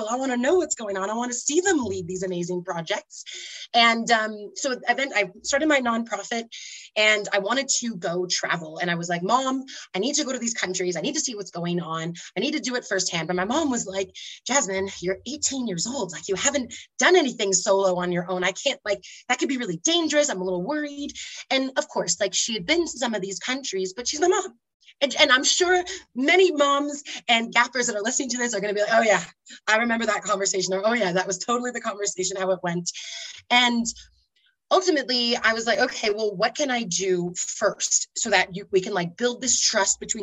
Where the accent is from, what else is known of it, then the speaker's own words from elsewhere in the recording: Toronto, Ontario, Canada; moved away as an adult; now in Manali, India; I'm actually originally from Toronto. I'm a Torontonian, born and raised, totally connected to the Canadian culture